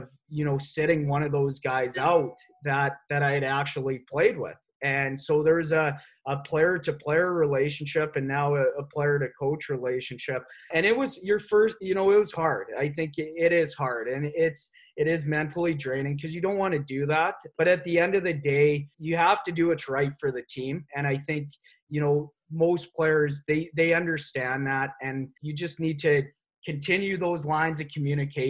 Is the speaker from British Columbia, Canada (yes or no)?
yes; Nelson, British Columbia, Canada; I'm from the Kootenays, from Nelson